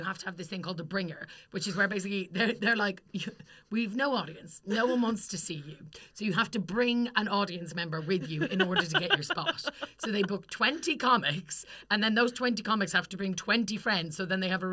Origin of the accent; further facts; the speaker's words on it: County Kildare, Ireland; now in London, United Kingdom; I'm from Kildare